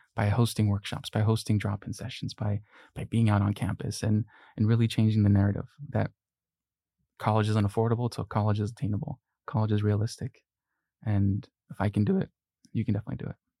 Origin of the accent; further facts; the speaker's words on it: Long Beach, California, United States; English is a second language; also born or lived in Mexico; I was born in Mexico, and at the age of six, uh, my family and I immigrated here. uh, and specifically to Long Beach, California, which is where I, I've, I've grown up